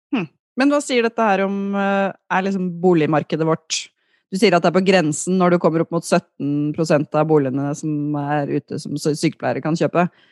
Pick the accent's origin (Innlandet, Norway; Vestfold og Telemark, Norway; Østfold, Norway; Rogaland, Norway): Innlandet, Norway; Løten; now in Oslo, Norway; jeg kom fra Løten